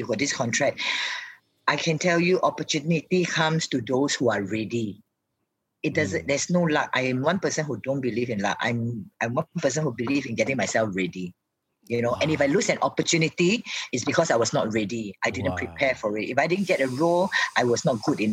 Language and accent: English; Singapore; I just prefer to be Singaporean. I love being a Singaporean.